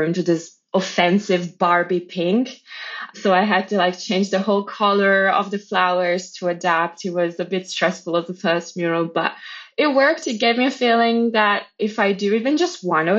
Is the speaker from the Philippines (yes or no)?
no; Italy; moved away as an adult; also born or lived in Poland; now in Australia; But so I was born in Poland. I grew up in Italy